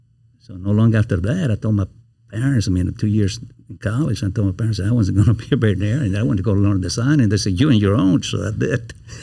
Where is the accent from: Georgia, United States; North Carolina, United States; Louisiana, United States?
Louisiana, United States; Baton Rouge; I tell people when I'm in New York or I'm in Dallas and they ask me where I'm from, I say, I'm from Baton Rouge, Louisiana.